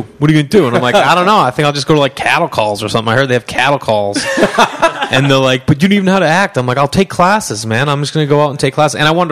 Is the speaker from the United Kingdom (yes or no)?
no; Stoneham, Massachusetts, United States; accent: Boston; now in Los Angeles, United States; Yeah, Massachusetts. I grew up in Stoneham, Mass.